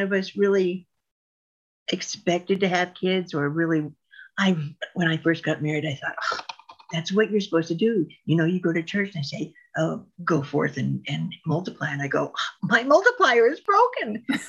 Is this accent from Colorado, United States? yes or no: no; Reno, Nevada, United States; also born or lived in Ely, Nevada / Diamond Valley, Nevada; I was born and raised in Reno. And then when I was in eighth grade, we went to a little, little, little town called Ely, Nevada